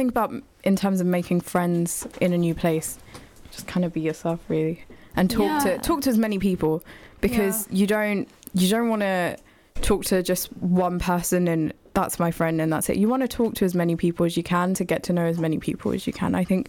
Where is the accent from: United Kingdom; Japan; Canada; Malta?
United Kingdom; Luton, East of England; For me, it's usually I'm from Luton.